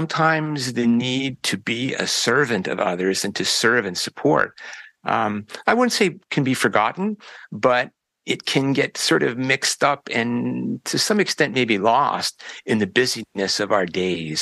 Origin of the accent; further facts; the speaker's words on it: Chatham, Ontario, Canada; also born or lived in Windsor, Ontario; I grew up here in Ontario. In fact, I've spent my entire life in this province